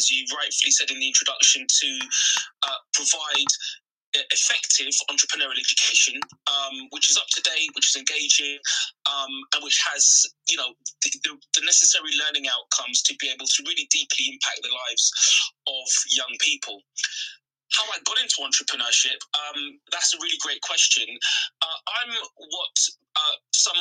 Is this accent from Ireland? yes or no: no; London, United Kingdom; I was born and raised in Brent, which is Northwest London